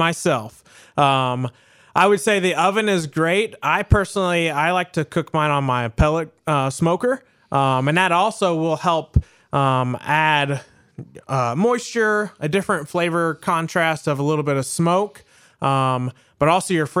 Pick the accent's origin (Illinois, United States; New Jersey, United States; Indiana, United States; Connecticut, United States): Indiana, United States; the South, Southern; moved away; also born or lived in Southern United States; I grew up in Southern Indiana, but I also grew up more in the South as well